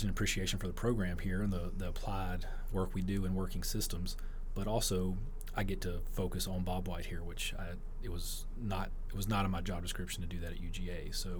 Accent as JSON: {"language": "English", "region": "Louisiana", "country": "United States", "said": "I am from Louisiana."}